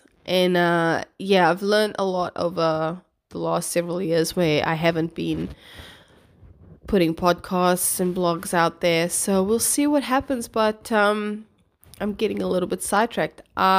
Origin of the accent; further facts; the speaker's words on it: Cape Town, Western Cape, South Africa; moved away as an adult; also born or lived in New Zealand; I'm originally from Cape Town, South Africa. Moved here when I was 19, I think. Well, moved to New Zealand, I should say, when I was 19. Lived there for 5 years, and here I am. So, yeah, my accent's a bit scrambled